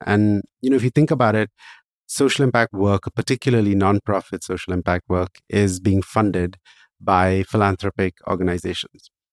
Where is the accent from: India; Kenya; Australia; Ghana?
India; moved away; I started working in social entrepreneurship back in my home country of India